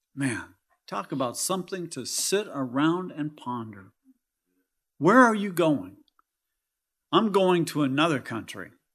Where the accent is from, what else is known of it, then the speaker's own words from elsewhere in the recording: California, United States; now in Kentucky, United States; I'm from California